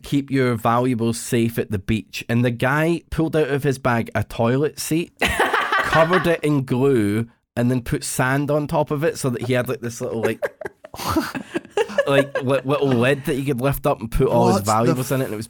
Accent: Scotland, United Kingdom; I'm Scottish, man.

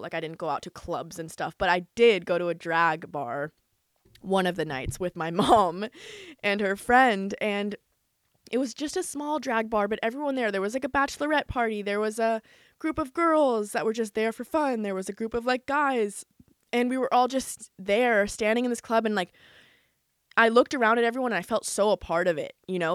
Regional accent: United States; now in Los Angeles, United States; Growing up in America, especially living in L

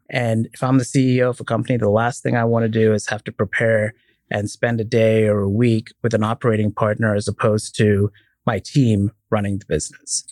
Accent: Dubai, United Arab Emirates; moved away as an adult; also born or lived in Indiana, United States; now in United States; I was born and raised in Dubai, came here, uh, to go to college, went to Purdue

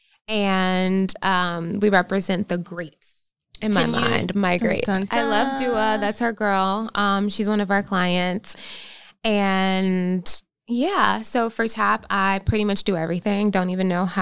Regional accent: North Carolina, United States; born or raised there; moved away as an adult; also born or lived in Philadelphia, Pennsylvania; now in Los Angeles, United States

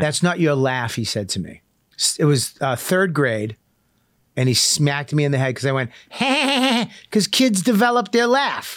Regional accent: Medford, Massachusetts, United States; when I grew up in Medford

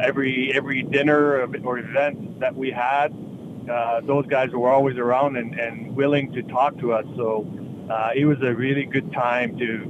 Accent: Quebec City, Quebec, Canada; I'm a kid from Quebec City.

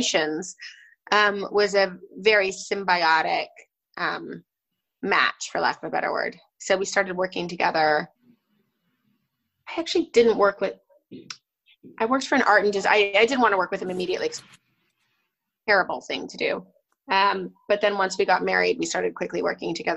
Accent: Newport Beach, California, United States; moved away as an adult; also born or lived in Vermont / New York / London; I grew up in Southern California in Orange County in Newport Beach and Laguna Beach.

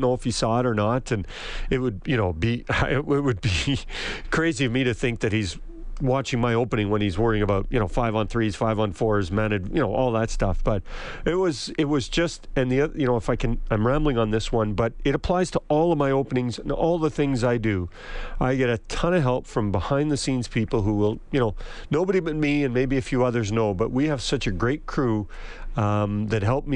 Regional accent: Edmonton, Alberta, Canada; I grew up near Commonwealth, between Commonwealth and Rexall, Northlands Coliseum

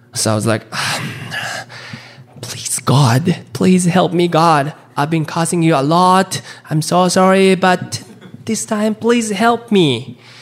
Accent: Japan; now in Chicago, United States; I'm a stand up comedian based in Chicago. But uh, I was born and raised in Japan.

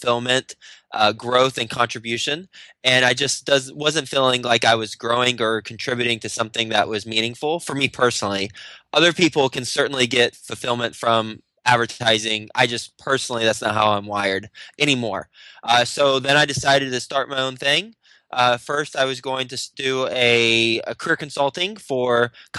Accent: Texas, United States; moved away as an adult; also born or lived in Michigan; now in New York City, United States; I'm from Texas. I live in New York City. Actually, born in Michigan, so kind of from all over. But I was raised in Texas.

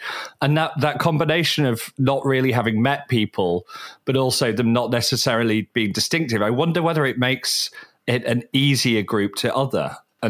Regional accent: the north of England, United Kingdom; You know, I grew up in Northern England. There's not that many sort of places with Jewish population up there.

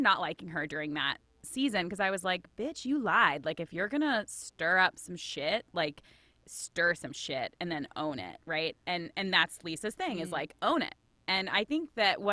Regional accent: Boston, Massachusetts, United States; I am from Boston

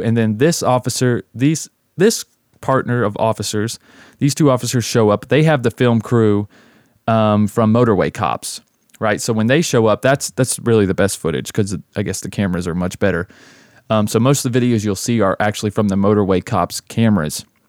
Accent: the South, United States; also born or lived in Las Vegas; my hometown in the South

